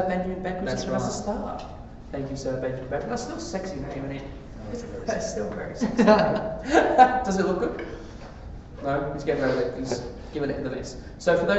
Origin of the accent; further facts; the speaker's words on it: England, United Kingdom; I'm English